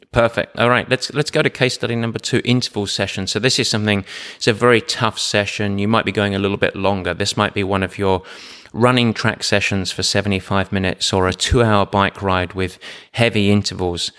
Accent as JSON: {"language": "English", "region": "England", "country": "United Kingdom", "said": "I'm English"}